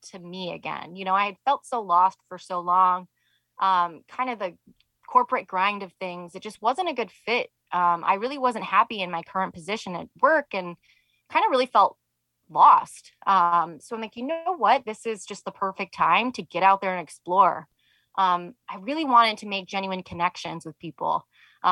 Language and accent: English; Michigan, United States; moved away; I'm from Michigan originally.